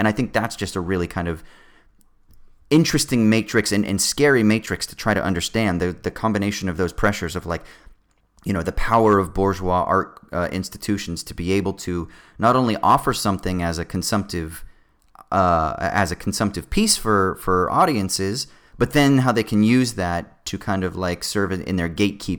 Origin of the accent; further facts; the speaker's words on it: Sydney, New South Wales, Australia; one of your dreams growing up in Sydney is to be able to perform on the stage where all of your fucking heroes have performed